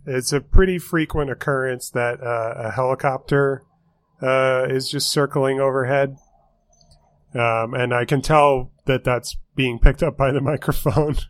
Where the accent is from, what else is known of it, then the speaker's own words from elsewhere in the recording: St. Louis, Missouri, United States; there's my hometown